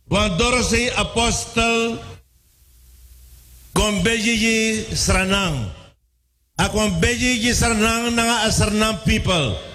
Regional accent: Suriname

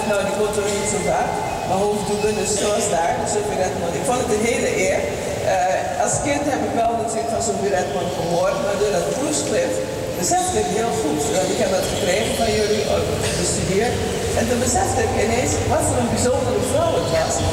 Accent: Suriname; Maar ik ben een Surinaamse. Dus ik ben wel eerst gaan vragen of een bocht.

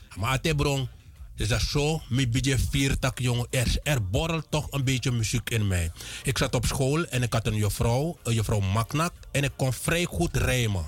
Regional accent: Land van Dijk, Para, Suriname; also born or lived in Paramaribo; Ik ben geboren te Land van Dijk. In Van Dijk me geboren, getogen.

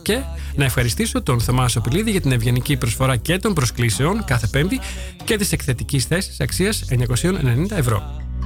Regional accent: Veria, Central Macedonia, Greece; moved away as an adult; also born or lived in Heraklion, Greece; now in Netherlands; Γεννήθηκα και μεγάλωσα στη Βέρεια

